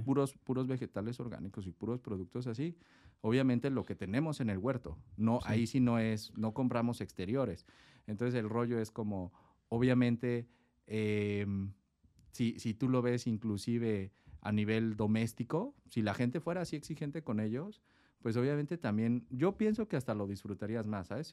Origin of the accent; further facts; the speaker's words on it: Mexico City, Mexico; moved away as an adult; now in Tecate, Mexico; Yo soy originario de la Ciudad de México, mis padres son japoneses, yo nací en la Ciudad de México